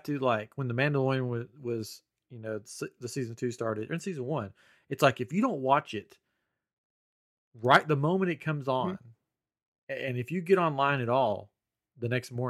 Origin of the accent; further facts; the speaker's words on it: Johnson City, Tennessee, United States; moved away as an adult; now in Texas, United States; But we grew up in Tennessee.